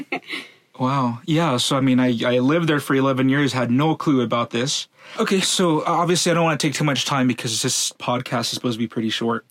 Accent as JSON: {"language": "English", "town": "Los Angeles", "region": "California", "country": "United States", "tie": "born or raised there", "also_born_or_lived": "Venice, Los Angeles", "said": "I grew up in Van Nuys for 11 years"}